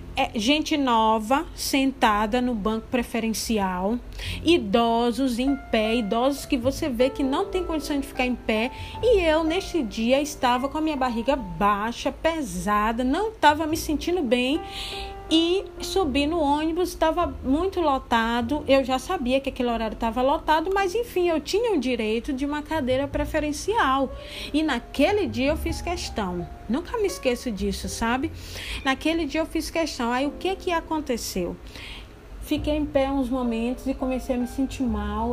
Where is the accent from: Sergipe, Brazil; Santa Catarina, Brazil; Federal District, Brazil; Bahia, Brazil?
Bahia, Brazil; Candeias; moved away; lá em Candeias, né, que é a minha terra, né, e é onde minha mãe mora atualmente